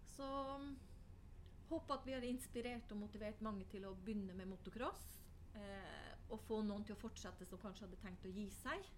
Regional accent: Finnmark, Norway; skal man ikke kalle meg nordlending, for jeg er jo fra Finnmark

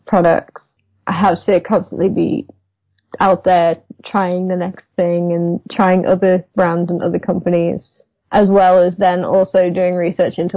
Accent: United Kingdom; I'm British. I like tea

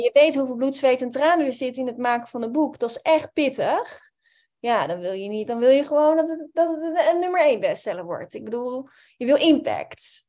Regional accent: Amsterdam, North Holland, Netherlands; ik kom uit Amsterdam

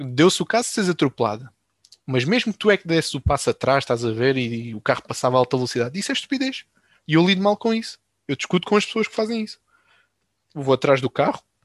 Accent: Alcácer do Sal, Alentejo, Portugal; accent: Alentejo; Eu sou do Alentejo, sou Alentejo. Quer dizer, eu sou de Alcácer do Sal.

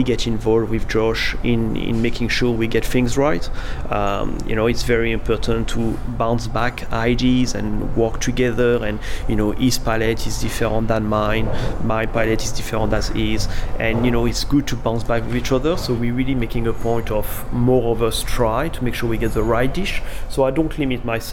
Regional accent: France; moved away as an adult; also born or lived in London / Sydney; now in Noosa, Australia; I come from France, lived in London, moved to Sydney, then that to a smaller town, Nusa.

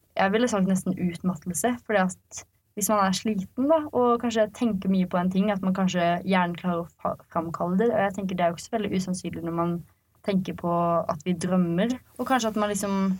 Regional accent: Arendal, Agder, Norway; vi er fra Hisøy

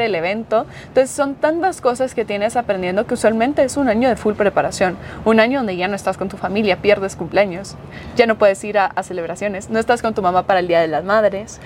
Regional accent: Quetzaltenango, Guatemala; mi hogar, mi tierra

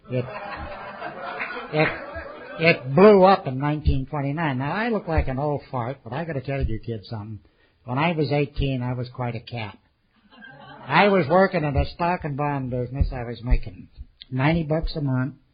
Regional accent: California, United States; also born or lived in Sacramento; I was born there in 1910, a long time before Jan arrived. And uh, we moved up to the Bay Area, and I lived in Marin County and San Francisco and Oakland and Berkeley.

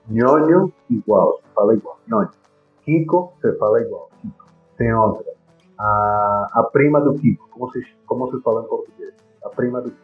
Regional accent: Colombia; first language Spanish; Portuguese is a second language; quem passava aqui na Colômbia

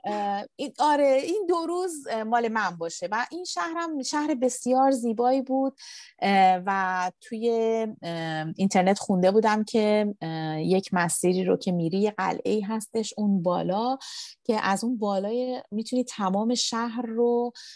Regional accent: Iran; من ایرانی هستم

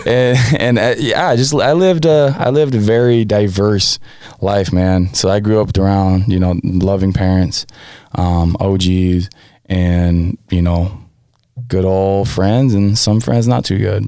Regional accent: Huntington Beach, California, United States; also born or lived in American Samoa; Born there, but I was raised in California

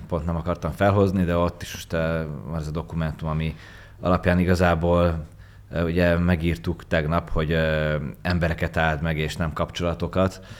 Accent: Hungary

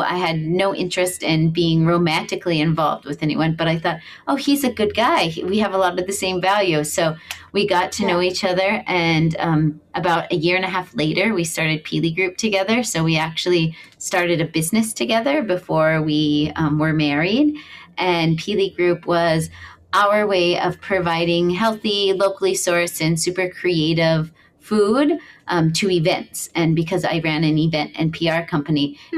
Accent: Missouri, United States; moved away as an adult; now in Hawaii, United States; I'm from Missouri. I moved to Hawaii when I was 19 years old.

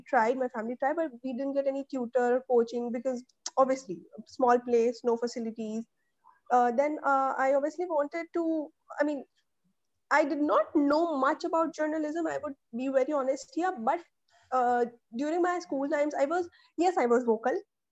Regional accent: Chitrakoot, Uttar Pradesh, India; moved away as an adult; till my graduation, I have been in my hometown, which is Chitrakoot. It is in Bundelkhand region of Uttar Pradesh. So, well, in fact, half MP and half UP. So our house is in UP

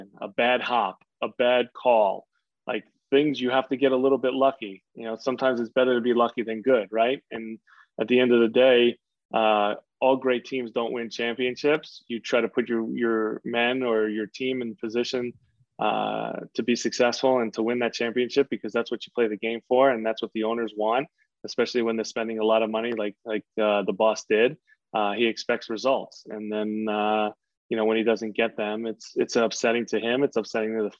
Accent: New York, United States; I grew up in New York

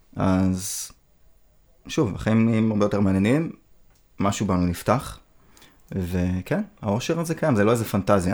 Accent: Israel

